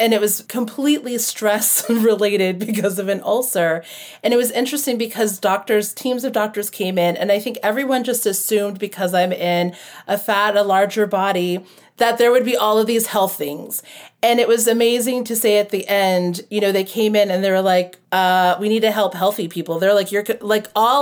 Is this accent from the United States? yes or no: yes; United States; also born or lived in Florida / Hawaii; I grew up in Florida and Hawaii.